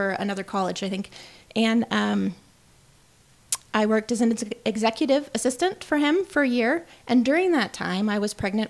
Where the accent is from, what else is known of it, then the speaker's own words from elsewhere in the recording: Bellevue, Nebraska, United States; moved away; also born or lived in Missouri / Illinois; I grew up in Bellevue, Nebraska, so I'm a Cornhusker.